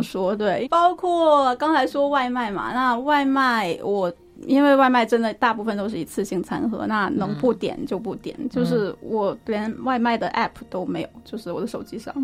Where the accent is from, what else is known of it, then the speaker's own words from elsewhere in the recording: Inner Mongolia, China; moved away as an adult; now in Beijing, China; 我是在内蒙古长大的，我就在内陆长大的